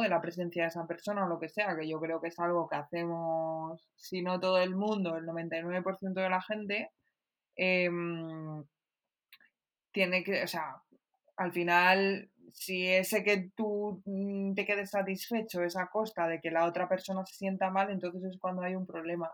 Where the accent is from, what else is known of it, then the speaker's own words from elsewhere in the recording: Pastrana, Castilla-La Mancha, Spain; soy de Pastrana